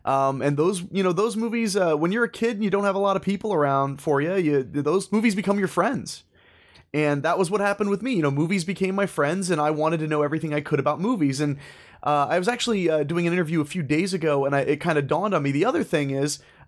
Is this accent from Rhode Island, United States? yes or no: no; Ohio, United States; moved away as an adult; also born or lived in New Hampshire / New Jersey; I was born in Ohio. I spent a little bit of my childhood, a very small amount of my childhood, in New Hampshire. But for the most part, Ohio boy. When I turned 18, I actually moved to New Jersey.